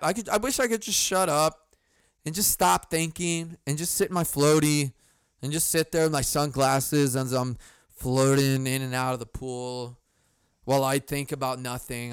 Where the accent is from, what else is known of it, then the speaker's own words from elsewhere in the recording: United States; I'm an American